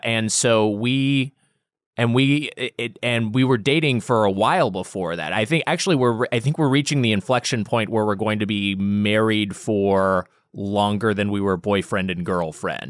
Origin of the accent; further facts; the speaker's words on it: Long Beach, California, United States; also born or lived in Los Angeles; we're both from Long Beach area, uh, Long Beach